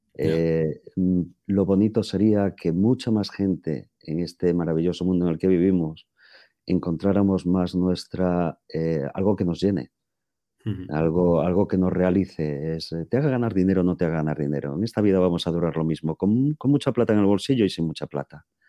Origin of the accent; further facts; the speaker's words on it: A Coruña, Galicia, Spain; moved away as an adult; soy gallego de La Coruña